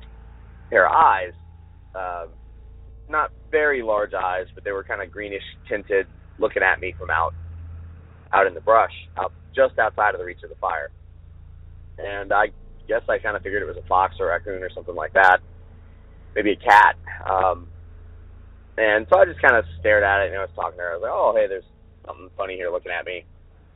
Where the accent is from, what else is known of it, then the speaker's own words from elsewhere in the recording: Southern California, United States; moved away; also born or lived in West Virginia / New Jersey; I'm from Southern Cal originally, so grew up in the mountains.